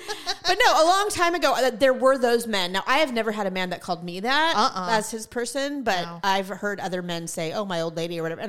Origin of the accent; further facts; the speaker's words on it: California, United States; we are both born and raised in California. We've never lived anywhere else